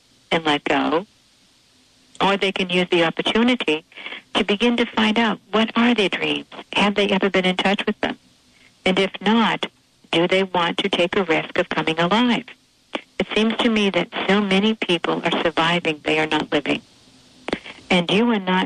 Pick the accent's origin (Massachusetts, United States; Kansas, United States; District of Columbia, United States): Massachusetts, United States; Boston; I'm from South Boston, Massachusetts